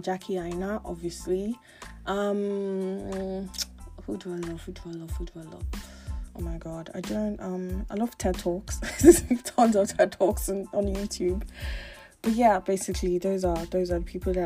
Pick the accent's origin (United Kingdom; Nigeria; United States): Nigeria; Lagos; I grew up in Lagos, Nigeria. Born and bred, schooled, groomed, born and bred in Lagos, Nigeria.